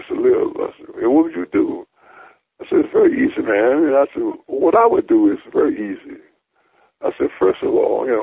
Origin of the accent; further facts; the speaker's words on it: Alexandria, Virginia, United States; my hometown of Alexandria